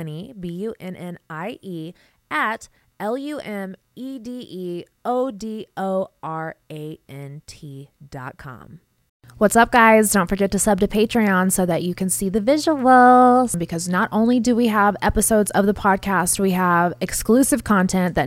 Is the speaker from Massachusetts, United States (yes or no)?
no; Las Vegas, Nevada, United States; I'm from Vegas.